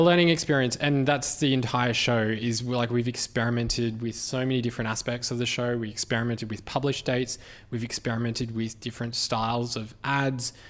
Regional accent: Australia; as an Australian

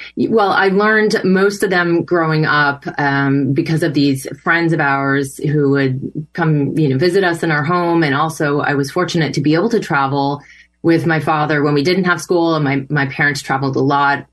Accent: Connecticut, United States; I was raised in Connecticut

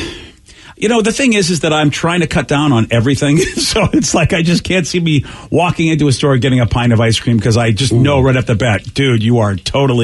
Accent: Massachusetts, United States; even though I was from Massachusetts

